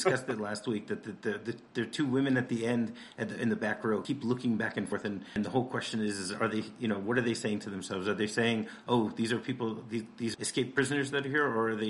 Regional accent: Michigan, United States; I'm from Michigan

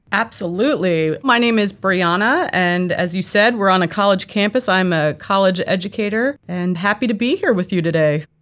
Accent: East Coast, United States; moved away as an adult; also born or lived in Northeast / Mid Atlantic / Midwest; I'm originally from the East Coast.

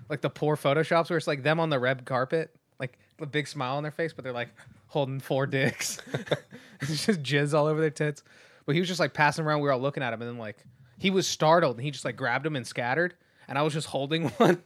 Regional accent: Oildale, California, United States; also born or lived in Bakersfield, California; Oildale, represent, uh, I was actually only born in Bakersfield 'cause my hometown was too small to deliver babies

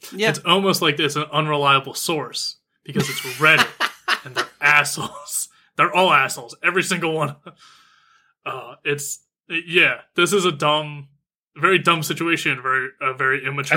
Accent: United States; I'm American

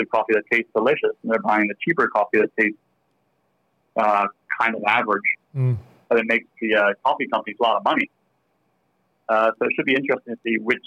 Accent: Bermuda; accent: slight American; moved away as an adult; now in Australia; I am Australian, but I grew up in Bermuda in the Caribbean, and I came over here as soon as I could when I was 24

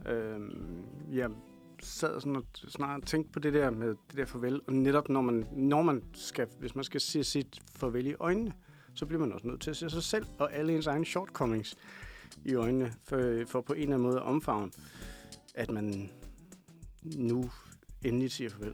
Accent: Kalundborg, Zealand, Denmark; accent: Kalundborg jysk; Jeg kommer fra Kalundborg.

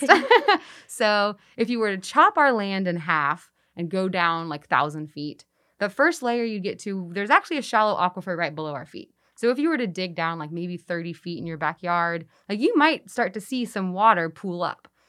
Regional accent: Texas, United States; now in Memphis, United States; I'm from Texas.

